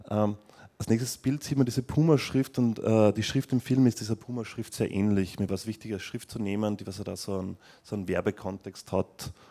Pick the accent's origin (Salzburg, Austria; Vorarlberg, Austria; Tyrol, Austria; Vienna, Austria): Vienna, Austria; das ist so ein Irrgarten, was in meiner Heimatstadt in Wien in Schönbrunn ist.